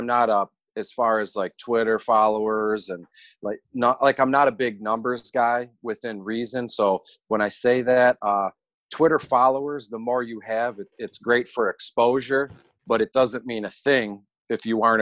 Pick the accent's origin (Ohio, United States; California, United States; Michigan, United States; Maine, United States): Michigan, United States; Detroit; born and raised in Detroit